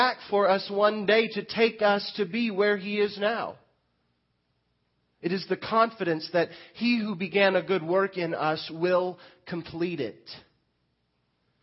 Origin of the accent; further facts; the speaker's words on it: Lamar, Missouri, United States; now in Mount Vernon, United States; I grew up in Lamar